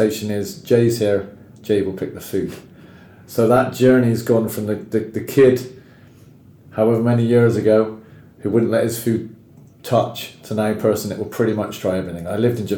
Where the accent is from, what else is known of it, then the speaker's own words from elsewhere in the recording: England, United Kingdom; I'm English